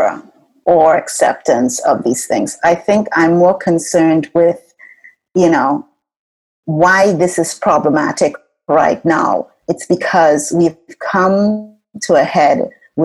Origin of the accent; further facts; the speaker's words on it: Trinidad & Tobago; moved away as an adult; now in United States; growing up in Trinidad